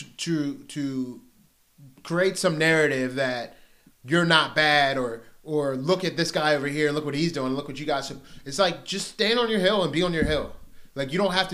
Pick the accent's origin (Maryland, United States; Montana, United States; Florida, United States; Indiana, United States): Maryland, United States; Pasadena; I'm from Pasadena, Maryland